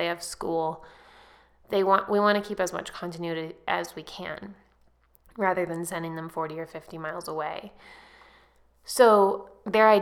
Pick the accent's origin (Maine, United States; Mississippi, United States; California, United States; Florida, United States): California, United States; Lake County; moved away; I grew up in Lake County, which is actually the poorest county in California